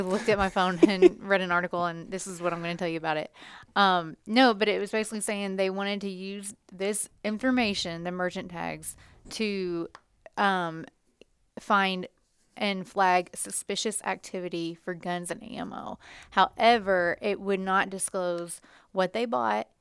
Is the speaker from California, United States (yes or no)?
no; Indiana, United States; we are from Indiana